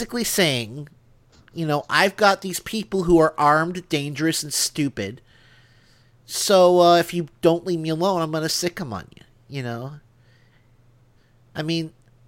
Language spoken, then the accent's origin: English; Northern Illinois, United States; now in Alabama, United States; I am from Illinois